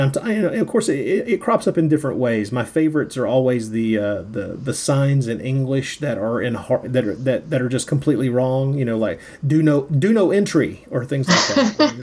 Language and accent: English; United States